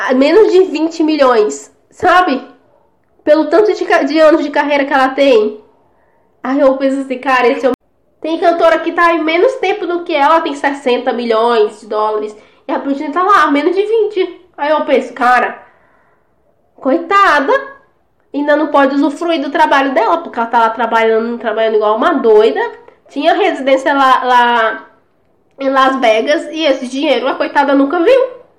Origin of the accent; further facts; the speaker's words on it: São Luís, Maranhão, Brazil; a gente é de lá, né? A gente é do Nordeste, São Luís.